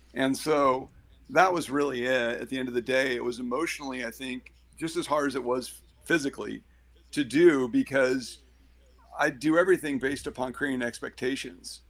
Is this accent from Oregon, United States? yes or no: yes; Eugene, Oregon, United States; I grew up in Eugene